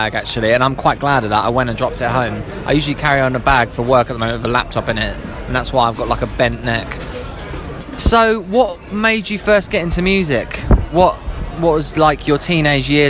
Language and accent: English; Harrow, London, United Kingdom; I'm from Harrow, which is like 50, 60% Indian, Pakistan, Sri Lankan